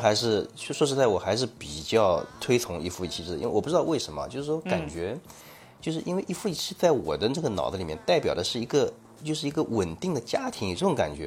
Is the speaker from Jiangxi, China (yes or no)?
no; Shaoxing, Zhejiang, China; moved away; also born or lived in Shandong; 其实这家那边啊，就是我的老家嗯。绍兴地下的那个农村里面